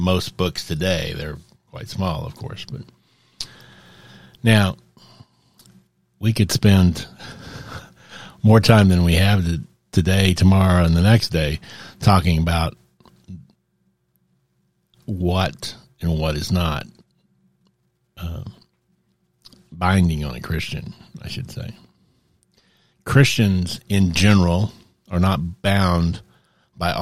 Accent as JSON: {"language": "English", "country": "United States", "said": "I'm an American"}